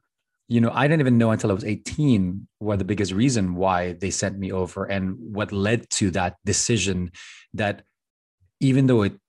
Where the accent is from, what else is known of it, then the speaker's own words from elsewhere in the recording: Philippines; also born or lived in United States; I'm very blessed to be both a U.S. citizen that was born here, but also growing up in the Philippines and other parts of the world for a long time, so that then I was really not as American that grew up here compared to everyone else.